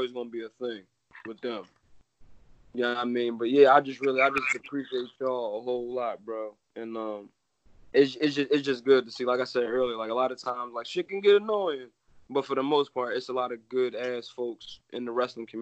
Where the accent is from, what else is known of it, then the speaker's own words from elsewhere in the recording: Philadelphia, Pennsylvania, United States; I'm born and raised in Philadelphia